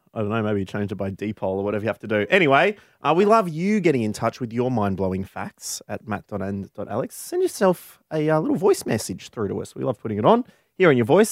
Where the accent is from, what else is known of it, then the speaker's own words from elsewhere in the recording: Warrnambool, Victoria, Australia; Warrnambool, my hometown